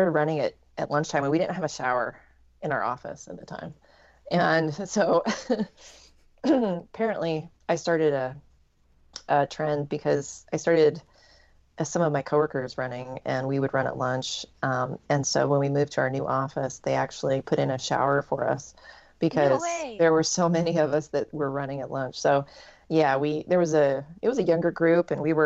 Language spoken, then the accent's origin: English; Salem, Oregon, United States; I'm from Salem, Oregon. So I'm just, the capital of Oregon